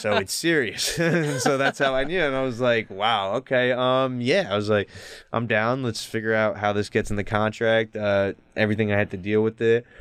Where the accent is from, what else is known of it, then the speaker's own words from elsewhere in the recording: New Jersey, United States; I was from Jersey